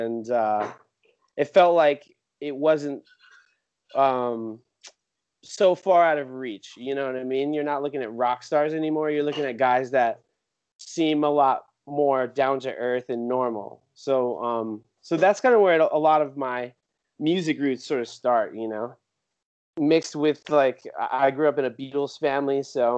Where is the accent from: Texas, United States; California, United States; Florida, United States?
California, United States; San Jose; The real brief version is I was born and raised in San Jose, California. Single mom, she was from Hawaii, so I have Hawaiian heritage in my family, so that is a big part of my identity.